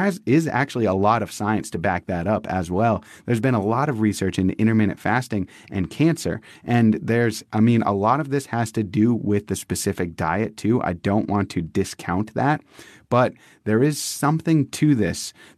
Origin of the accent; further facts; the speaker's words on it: Massachusetts, United States; now in San Diego, United States; we're transplants from the East Coast to the West Coast. We live in San Diego. We're from Massachusetts.